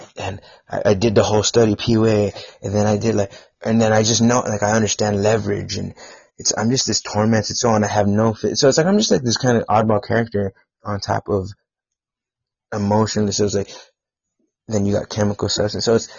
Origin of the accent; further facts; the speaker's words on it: Bullard, Texas, United States; I lived in Bullard, Texas, near Tyler. Yeah, I'm from North. Oh, that's where I live, Northeast Texas.